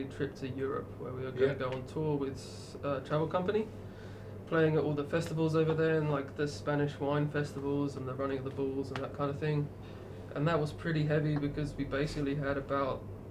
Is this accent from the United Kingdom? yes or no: yes; England, United Kingdom; now in Australia; I'm from England as well.